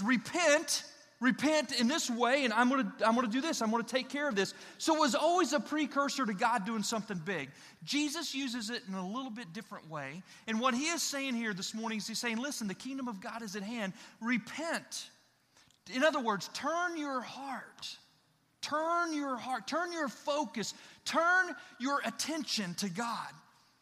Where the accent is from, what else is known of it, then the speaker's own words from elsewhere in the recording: Illinois, United States; moved away; I grew up in Illinois, landlocked